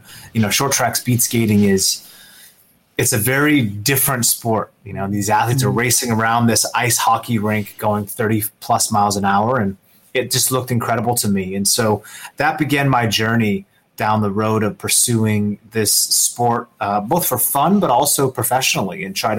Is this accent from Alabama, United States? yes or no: no; Seattle, Washington, United States; I grew up in the Seattle region.